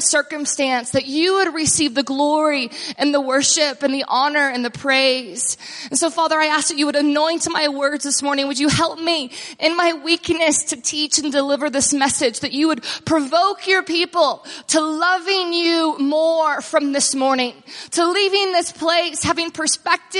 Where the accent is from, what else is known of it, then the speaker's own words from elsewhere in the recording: Texas, United States; also born or lived in Austin, Texas / near Dallas-Fort Worth, Texas; So I grew up in Texas and moved from Austin